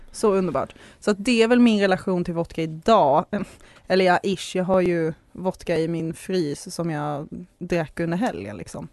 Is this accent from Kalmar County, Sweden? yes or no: no; Skåne, Sweden; jag har ju nämnt nu en gång redan att jag är skåning